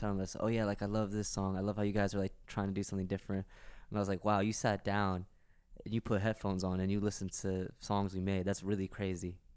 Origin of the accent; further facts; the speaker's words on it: New York, United States; also born or lived in Pakistan; I moved to New York when I was one, so I've pretty much been in America my whole